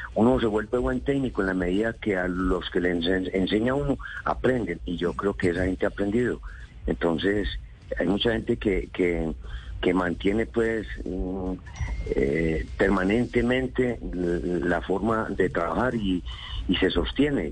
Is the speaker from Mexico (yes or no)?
no; Antioquia, Colombia